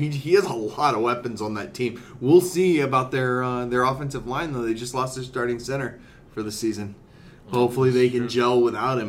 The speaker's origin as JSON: {"language": "English", "town": "Houston", "region": "Texas", "country": "United States", "said": "I'm from Houston"}